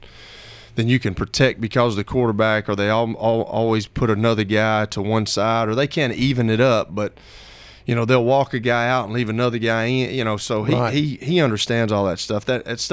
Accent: Shelbyville, Tennessee, United States; I'm from Shelbyville.

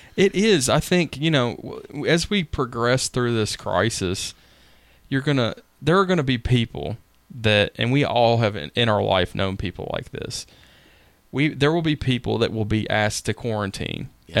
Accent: Nashville, Tennessee, United States; I grew up in Woodbine in Nashville

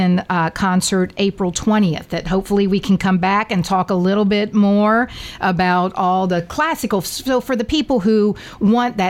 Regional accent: Cincinnati, Ohio, United States; moved away as an adult; now in Murfreesboro, United States; I come from Cincinnati

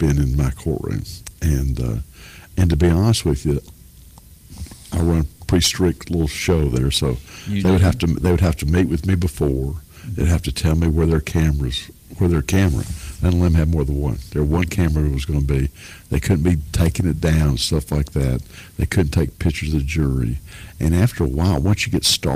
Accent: Lebanon, Tennessee, United States; also born or lived in South Dakota; born in South Dakota, but raised in Lebanon by a widow

